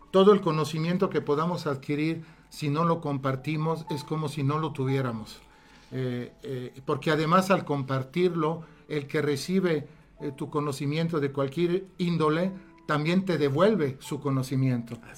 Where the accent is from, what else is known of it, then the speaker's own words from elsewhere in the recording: Italy; Spanish is a second language; also born or lived in Alexandria, Egypt; Yo soy italiano, nací en Egipto, en Alejandría. Tuve esa gran suerte de nacer donde las pirámides, a pocos metros.